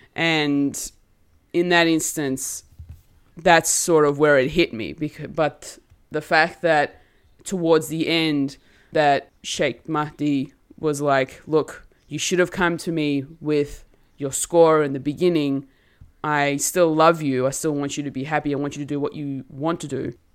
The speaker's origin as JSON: {"language": "English", "country": "Australia", "tie": "born or raised there", "said": "I'm an Australian-born Turkish girl."}